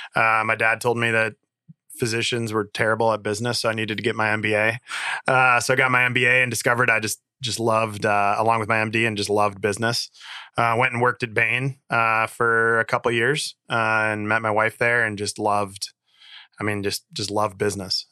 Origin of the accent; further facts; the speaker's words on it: Dubuque, Iowa, United States; moved away as an adult; also born or lived in Twin Cities, Minnesota / Michigan; born and raised in Dubuque, and, and came back